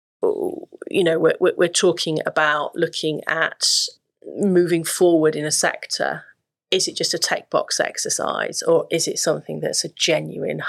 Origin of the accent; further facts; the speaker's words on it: Yorkshire and the Humber, United Kingdom; I grew up in West Yorkshire, which was a very diverse, very, very diverse community